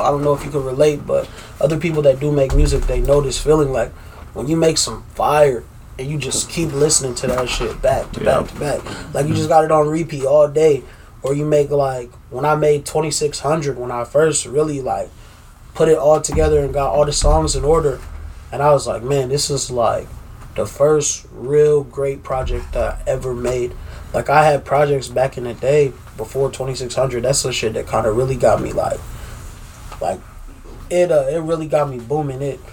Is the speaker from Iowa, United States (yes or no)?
yes; Des Moines, Iowa, United States; I'm from Des Moines, Des Moines, Iowa. Born and raised.